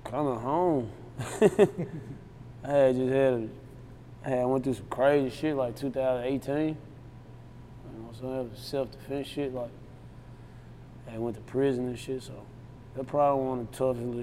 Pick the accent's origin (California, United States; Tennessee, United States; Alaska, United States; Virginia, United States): Tennessee, United States; Memphis; I'm from Memphis